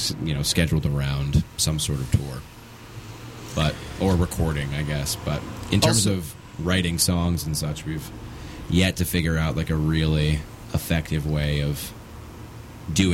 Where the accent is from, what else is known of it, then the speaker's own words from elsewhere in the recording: Maine, United States; moved away; I'm from Maine